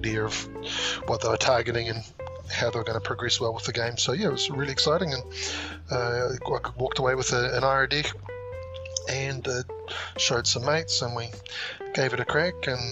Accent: Auckland, New Zealand; I'm a budding Flesh and Blood player from Auckland, New Zealand

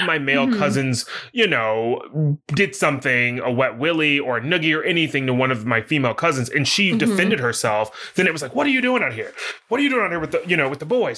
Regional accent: the South, United States; I grew up in the South

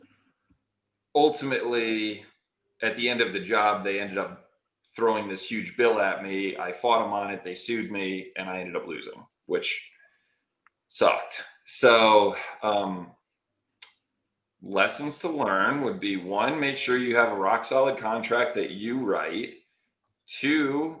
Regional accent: Connecticut, United States; now in Phoenix, United States; I'm originally from Connecticut

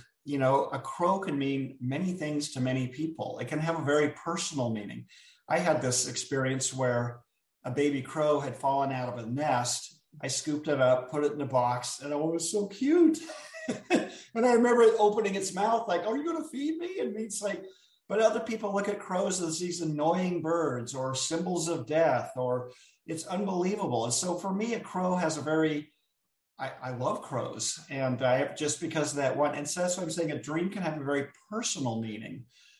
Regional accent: Jamaica; now in Florida, United States; And I'm from Jamaica. I'm living in Florida right now. And I was getting ready to go back and visit my family.

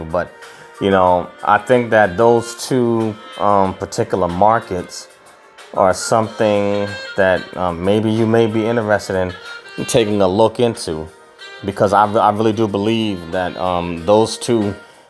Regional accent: United States; I'm from the United States

